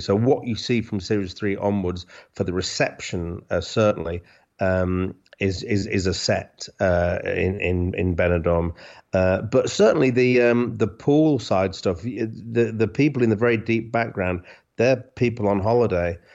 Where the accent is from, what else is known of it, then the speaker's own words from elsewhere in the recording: Hull, Yorkshire and the Humber, United Kingdom; I'm from Hull, so we used to go to Scarborough when I was a kid